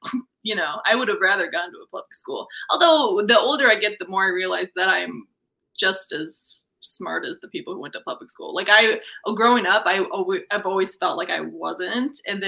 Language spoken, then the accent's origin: English; Missouri, United States; accent: folksy; Well, the real humdinger is I'm really from Missouri, so I don't know why I'm laying this on so thick.